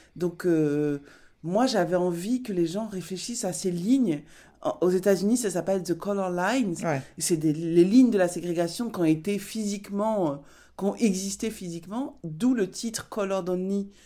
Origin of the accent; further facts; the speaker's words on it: Basque Country, Nouvelle-Aquitaine, France; j'ai grandi au Pays Basque